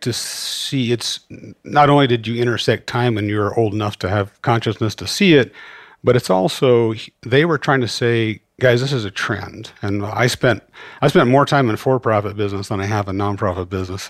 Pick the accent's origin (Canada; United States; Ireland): United States; Great Falls, Montana; I grew up mostly in Great Falls